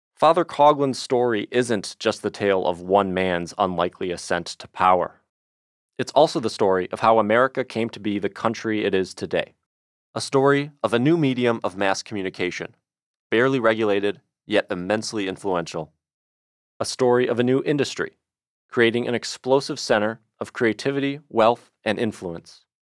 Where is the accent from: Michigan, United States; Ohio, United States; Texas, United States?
Michigan, United States; Detroit; Growing up in Detroit